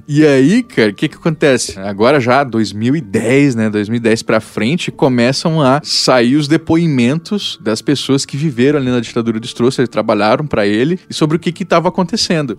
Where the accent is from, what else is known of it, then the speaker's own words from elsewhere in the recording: Mato Grosso do Sul, Brazil; eu sou do Mato Grosso do Sul, fronteira ali com o Paraguai